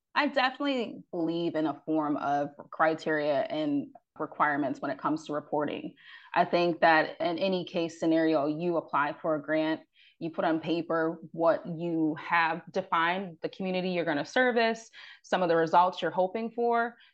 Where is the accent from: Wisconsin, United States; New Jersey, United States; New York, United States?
New York, United States; Rochester; as I am from upstate New York, I'm from Rochester.